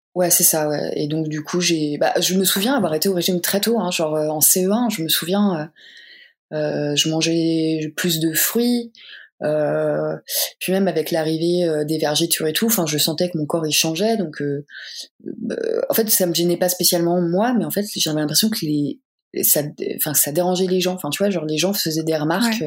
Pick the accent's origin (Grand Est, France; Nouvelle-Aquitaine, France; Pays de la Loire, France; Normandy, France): Normandy, France; moved away; je suis normande à la base